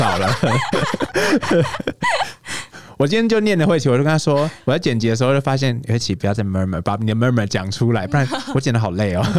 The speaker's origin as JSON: {"language": "Chinese", "region": "Pingtung County", "country": "Taiwan", "said": "我们两个来屏东人，"}